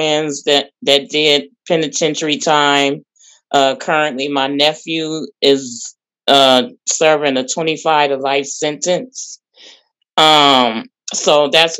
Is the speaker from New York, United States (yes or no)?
no; Oakland, California, United States; now in San Pablo, United States; I'm from Oakland, California, but right now I'm living in San Pablo